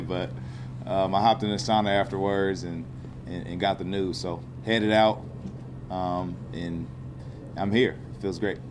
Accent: Fort Wayne, Indiana, United States; in Fort Wayne, Indiana, my, my hometown

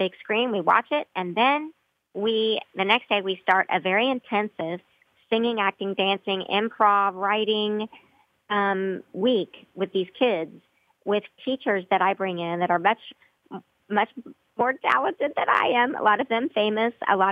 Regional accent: Broken Arrow, Oklahoma, United States; my hometown of Broken Arrow

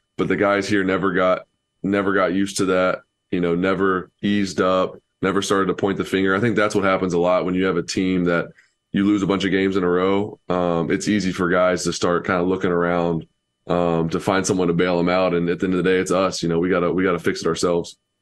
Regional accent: Knoxville, Tennessee, United States; I was born in Knoxville

